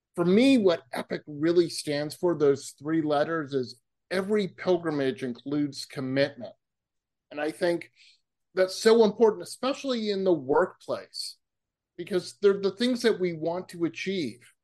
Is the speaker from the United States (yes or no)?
yes; Massachusetts, United States; moved away; also born or lived in California; I grew up in Massachusetts